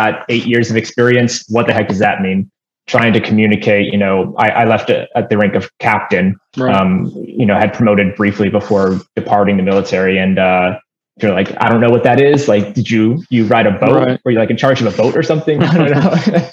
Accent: Las Vegas, Nevada, United States; moved away; I was born and raised in Las Vegas, one of the very few people.

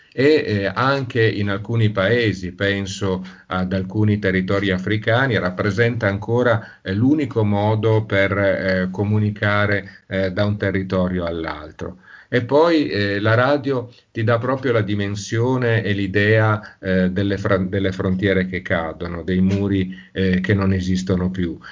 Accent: Turin, Piedmont, Italy; moved away; sono torinese

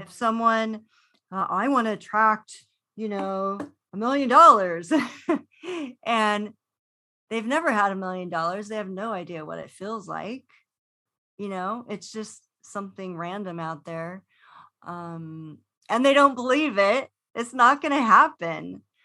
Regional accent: Los Angeles, California, United States; growing up in Los Angeles

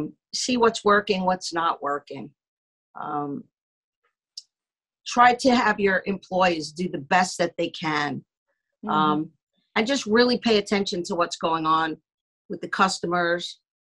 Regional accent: New York, United States; So I'm a New Yorker.

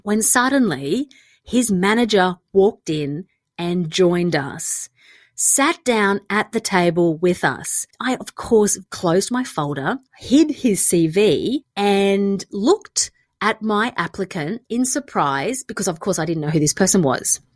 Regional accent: Australia; moved away; also born or lived in London; I'm Australian

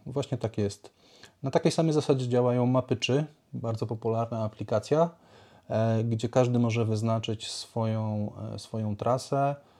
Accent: Lublin Voivodeship, Poland; also born or lived in Warsaw, Poland; now in Tricity, Poland; Pochodzę z Lubelszczyzny. Długo mieszkałem w Warszawie, tam pracowałem

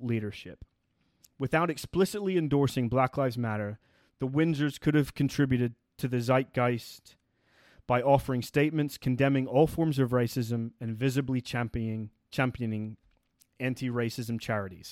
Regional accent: United Kingdom; as a British person

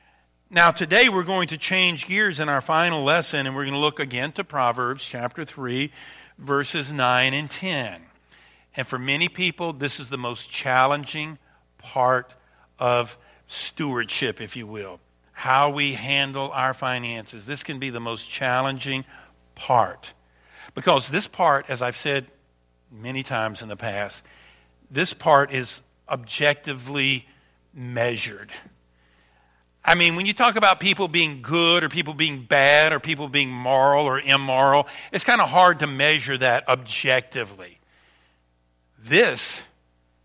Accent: Louisiana, United States; moved away; I am from Louisiana, born and raised there, just 80 miles from New Orleans

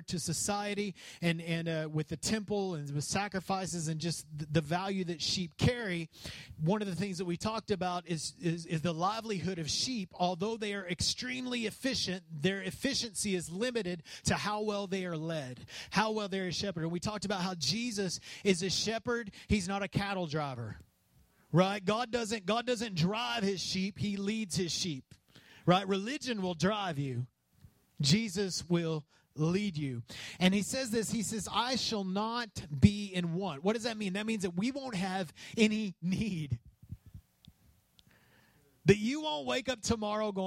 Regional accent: West Texas, United States; I grew up in West Texas

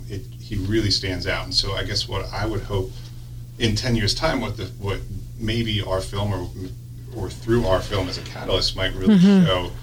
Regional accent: Chester County, Pennsylvania, United States; I grew up in this area, I grew up in the Chester County area

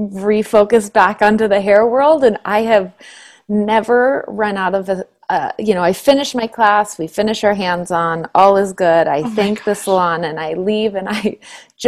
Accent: Suncrest, Washington, United States; I grew up in a place called Suncrest

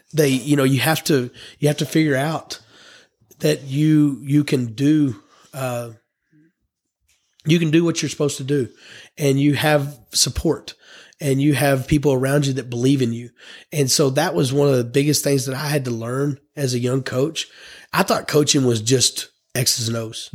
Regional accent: Pampa, Texas, United States; also born or lived in Jacksboro, Texas; I grew up in Pampa, Texas

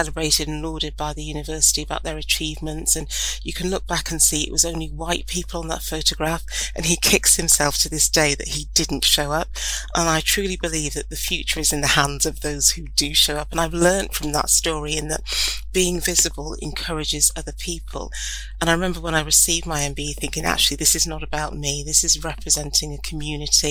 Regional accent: County Durham, North East England, United Kingdom; I grew up in County Durham, which is quite a rural area, even though I grew up in a market town

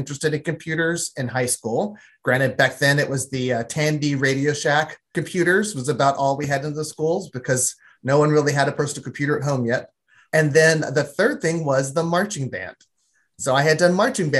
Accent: Nashville, Tennessee, United States; I grew up in Nashville, Tennessee

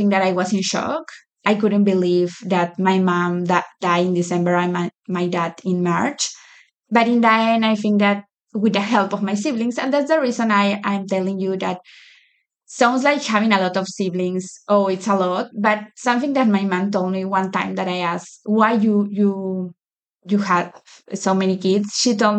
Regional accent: Lima, Peru; moved away as an adult; now in United States; I grew up in Lima. Lima is the capital of Peru. I grew my whole life there. This is my first time living in the U.S.

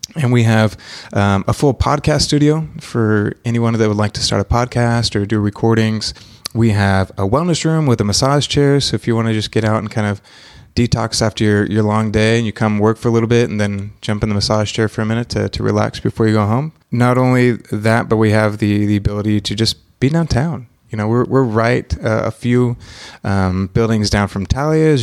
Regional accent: Mexico; also born or lived in Texas / Oklahoma City; now in Wilkes County, United States; born in Texas, um, but I was raised in Mexico and have traveled abroad for a long time

